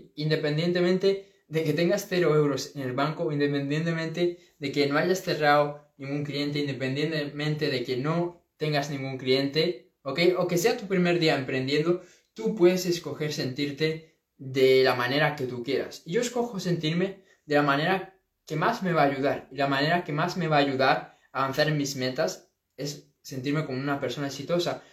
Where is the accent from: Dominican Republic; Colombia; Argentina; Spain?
Spain; A Coruña, Galicia; de aquí, de, de, esta zona, de Coruña, de, bueno, de donde yo soy